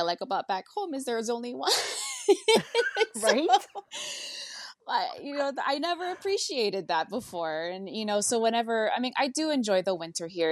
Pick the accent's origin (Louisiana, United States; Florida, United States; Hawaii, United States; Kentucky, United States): Hawaii, United States; Hakipuʻu, Oahu; moved away as an adult; also born or lived in Honolulu, Hawaii; now in Eugene, Oregon, United States; I was born in Honolulu, Hawaii, but I was raised in Hakipu'u